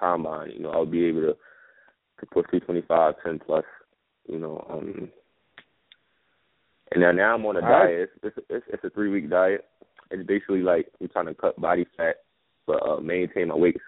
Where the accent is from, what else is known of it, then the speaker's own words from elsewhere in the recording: New York, United States; I come from New York, so you know we dance in New York